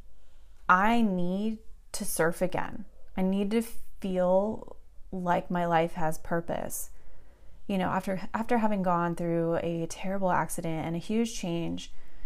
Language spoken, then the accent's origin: English; Southern California, United States; I grew up surfing here in SoCal